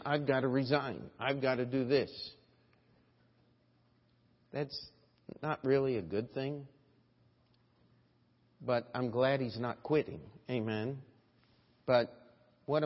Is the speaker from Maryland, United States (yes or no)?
yes; Westminster, Maryland, United States; now in New York, United States; when I was a little boy in my hometown, Westminster, Maryland